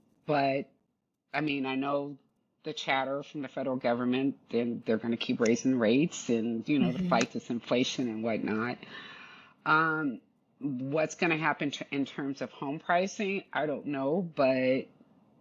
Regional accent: California, United States; I'm basically born and raised in California

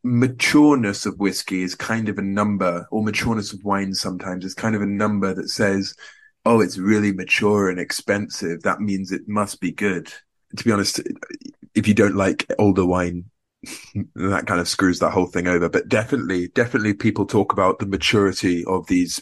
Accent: Scotland, United Kingdom; Can I say I'm from Scotland? I can say I'm from Scotland.

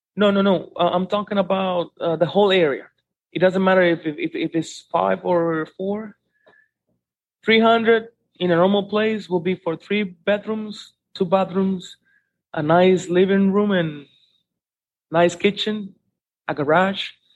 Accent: Santiago de los Caballeros, Santiago, Dominican Republic; I'm born here in Santiago for since 1981, and this is my main place

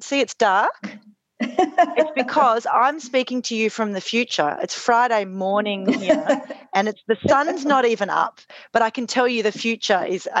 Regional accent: Australia; even though we're both Australian, as you can hear from our funny accents, … lives in Germany and I live in Australia.

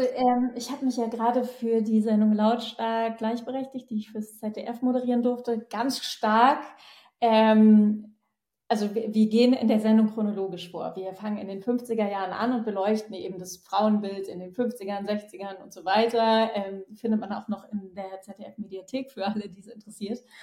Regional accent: Northern Germany, Germany; accent: northern German dialect; dass man mir irgendwann meinen nordischen Dialekt verboten hatte

